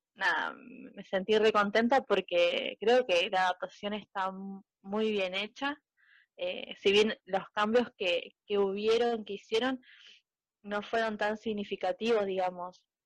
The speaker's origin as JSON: {"language": "Spanish", "region": "Buenos Aires", "country": "Argentina", "said": "soy de Buenos Aires, Argentina."}